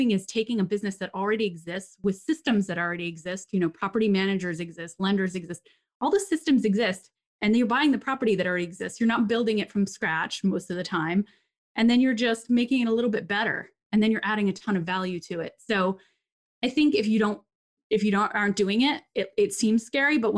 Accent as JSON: {"language": "English", "country": "Papua New Guinea", "tie": "born or raised there", "said": "I grew up in Papua New Guinea, and my dad was like, you know, the director of the hospital"}